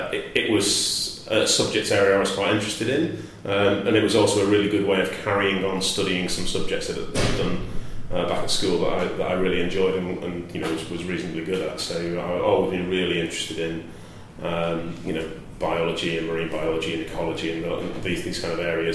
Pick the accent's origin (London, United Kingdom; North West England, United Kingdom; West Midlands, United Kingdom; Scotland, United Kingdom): North West England, United Kingdom; Bolton; moved away as an adult; also born or lived in Norwich; I grew up in Bolton, which is just north of Manchester